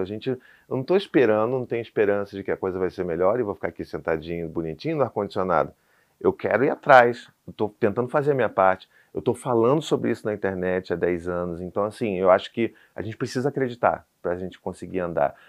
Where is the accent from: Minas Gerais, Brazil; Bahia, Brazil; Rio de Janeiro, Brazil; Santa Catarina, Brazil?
Rio de Janeiro, Brazil; sou do Rio, sou calorento